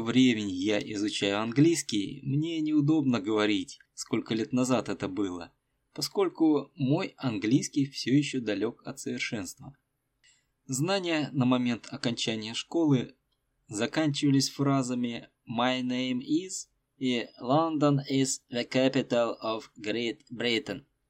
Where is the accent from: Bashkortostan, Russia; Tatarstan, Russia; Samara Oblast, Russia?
Samara Oblast, Russia; Tolyatti; moved away as an adult; also born or lived in Rostov-on-Don; Я родился и вырос в Тольятти